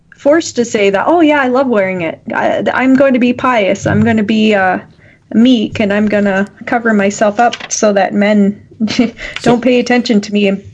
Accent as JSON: {"language": "English", "country": "Canada", "said": "as a Canadian who has these freedoms"}